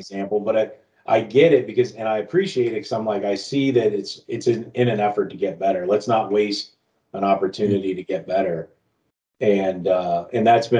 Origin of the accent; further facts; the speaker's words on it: South Florida, United States; moved away; I grew up down in South Florida